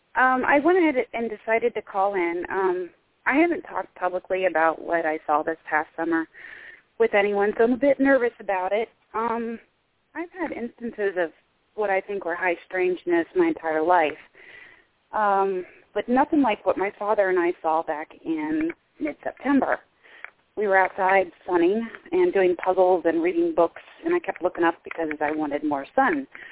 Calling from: Midwest United States, United States; I'm calling from the Midwest United States.

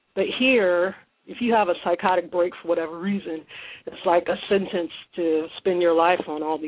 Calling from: Ohio, United States; from Ohio.

